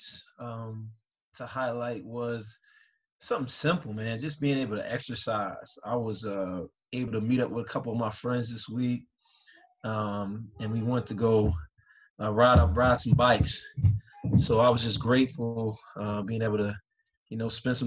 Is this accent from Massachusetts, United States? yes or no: no; Philadelphia, Pennsylvania, United States; I grew up in Philadelphia, Philly.